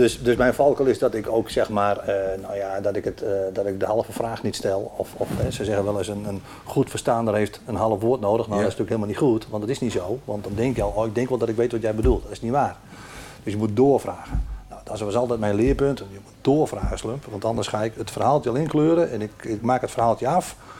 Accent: Noordoostpolder, Flevoland, Netherlands; ik ben hier geboren en getogen in de Noordoostpolder

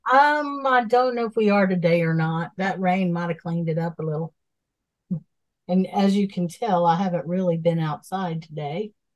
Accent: Asheville, North Carolina, United States; I'm from Asheville

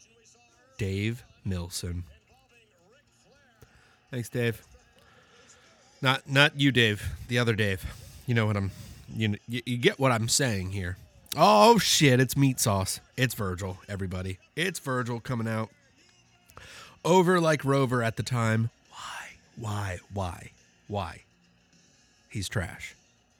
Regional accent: Midwest, United States; I'm from the Midwest

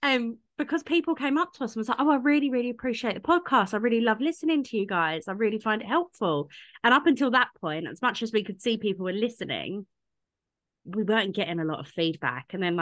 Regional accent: United Kingdom; us Brits

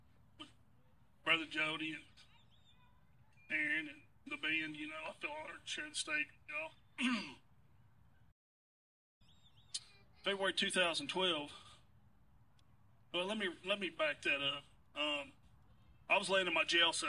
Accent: Muskogee, Oklahoma, United States; We're both from Muskogee, Oklahoma

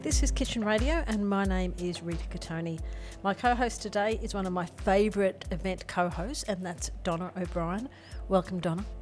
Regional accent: Ingham, Queensland, Australia; now in Alice Springs, Australia; I grew up in rural Queensland

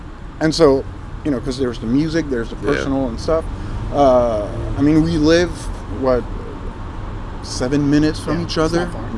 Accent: France; English is a second language

